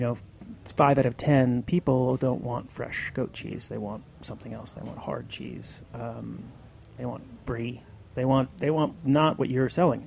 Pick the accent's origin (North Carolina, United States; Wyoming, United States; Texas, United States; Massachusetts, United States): Massachusetts, United States; Western; now in New York City, United States; I grew up in Western Mass, surrounded by dairy farms